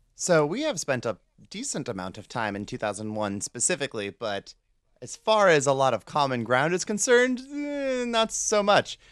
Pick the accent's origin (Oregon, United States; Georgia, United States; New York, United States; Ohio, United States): Ohio, United States; Cleveland; I'm from the Cleveland area